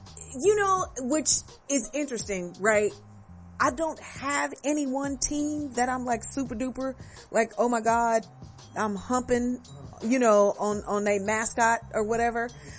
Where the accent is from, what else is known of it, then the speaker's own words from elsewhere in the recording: Louisiana, United States; now in Texas, United States; Girl raised in the South, Louisiana originally, but I've been in Texas.